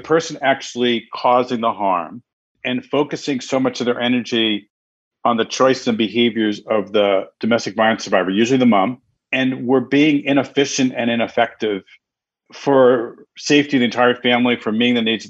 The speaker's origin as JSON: {"language": "English", "town": "New York City", "region": "New York", "country": "United States", "tie": "born or raised there", "moved": "yes", "lives_now": "Connecticut, United States", "said": "normally I'm home based in Connecticut and I grew up in New York City"}